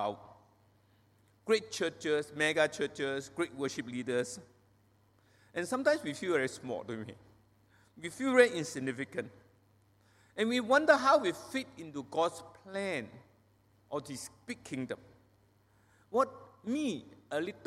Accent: Penang, Malaysia; I was not born and bred in Penang. I came to Penang, Malaysia, when I was 8 years old, a long, long time ago.

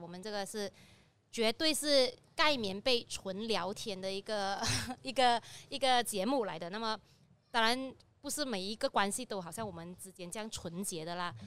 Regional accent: Ipoh, Perak, Malaysia; 我来自医保嘛

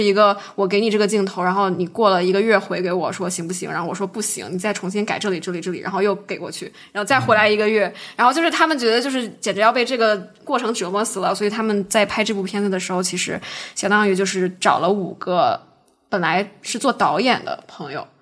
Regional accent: China; now in United States; 我们中国人

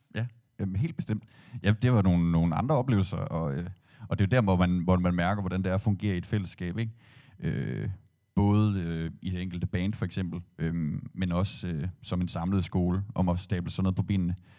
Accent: Aarhus, Central Denmark Region, Denmark; jeg er jo ikke født og opvokset i Skanderborg, har ikke anden tilknytning til, det, til byen end det. Øhm, og være det som, som Aarhusianer

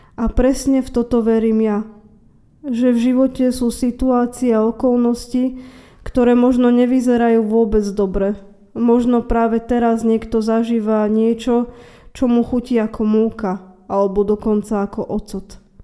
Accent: Trnava, Trnava Region, Slovakia; som obyčajná žena z Trnavy

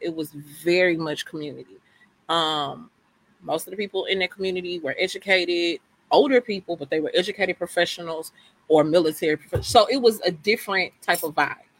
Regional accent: Houston, Texas, United States; born and raised in Sunnyside, graduated from Ebony Worthing

